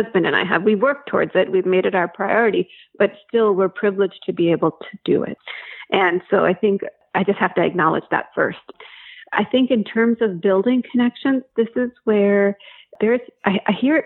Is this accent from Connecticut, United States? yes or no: no; New Jersey, United States; moved away; I grew up in New Jersey, and my dad and two of his brothers lived in the same town